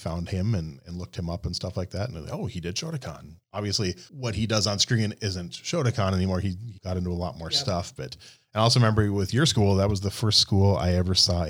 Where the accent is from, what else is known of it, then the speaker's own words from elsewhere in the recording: Little Falls, Minnesota, United States; I grew up in Little Falls, and at the time, we only had one school in town.